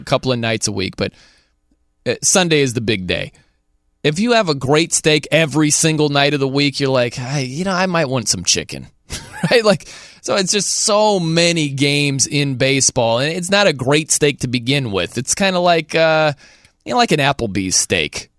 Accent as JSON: {"language": "English", "town": "South Bend", "region": "Indiana", "country": "United States", "tie": "born or raised there", "moved": "yes", "lives_now": "Nashville, United States", "said": "I grew up in South Bend"}